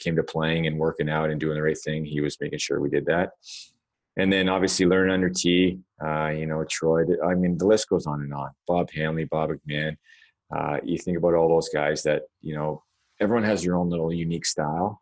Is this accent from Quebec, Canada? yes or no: no; Toronto, Ontario, Canada; my hometown